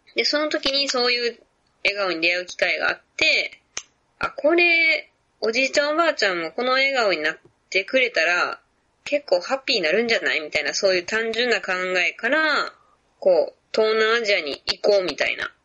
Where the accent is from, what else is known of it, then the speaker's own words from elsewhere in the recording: Kansai, Japan; accent: Kansai-ben; first language Japanese; also born or lived in Vietnam; 日本語っていうか関西弁ぐらい